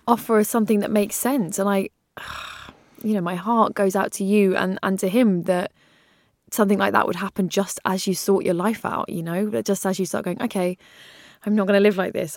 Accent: England, United Kingdom; as an English person

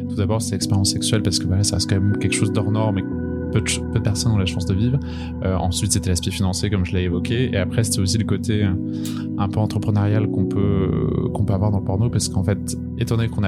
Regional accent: Brest, Brittany, France; moved away as an adult; now in Paris, France; j'ai 27 ans, je viens de Bretagne, de Brest, mais je suis à Paris depuis maintenant 6 ans.

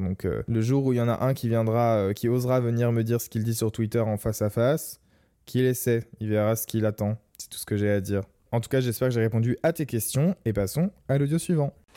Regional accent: Lorraine, Grand Est, France; chez moi en Lorraine quand j'étais adolescent

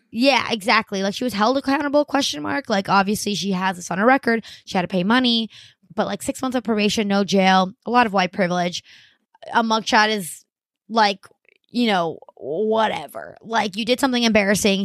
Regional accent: Miami, Florida, United States; moved away; I grew up in Miami, Florida

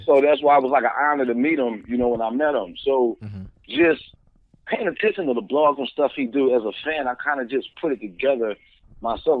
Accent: Philadelphia, Pennsylvania, United States; I'm from Philly

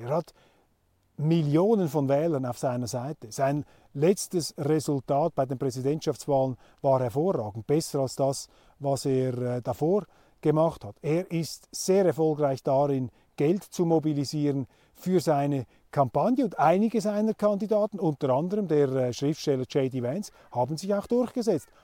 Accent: Switzerland; als Schweizer

